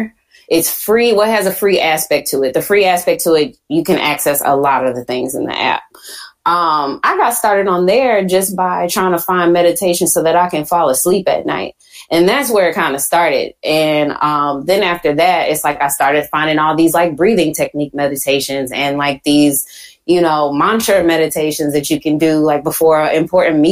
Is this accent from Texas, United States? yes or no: yes; Houston, Texas, United States; accent: Southern; I'm from Houston